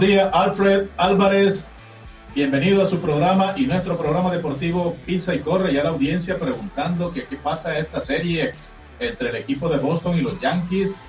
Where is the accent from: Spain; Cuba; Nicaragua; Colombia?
Nicaragua; nosotros también como nicaragüenses